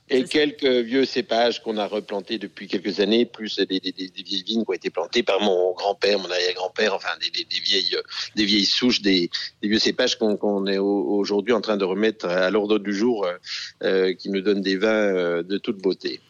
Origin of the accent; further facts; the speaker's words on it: Jura, Bourgogne-Franche-Comté, France; je suis euh, du Jura bien sûr, c'est un domaine euh, de père en fils depuis 1650